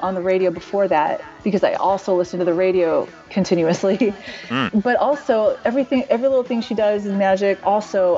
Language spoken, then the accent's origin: English; Indiana, United States; I grew up in Indiana